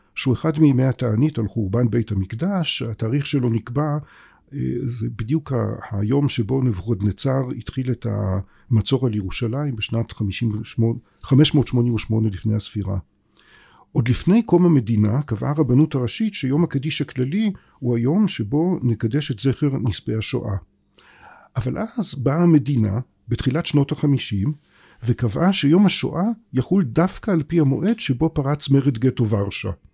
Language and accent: Hebrew; Israel; אני בתור בן הארץ הזאת